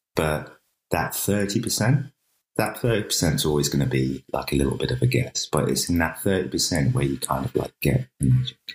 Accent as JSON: {"language": "English", "country": "United Kingdom", "tie": "born or raised there", "said": "we grew up in Thatcher's Britain"}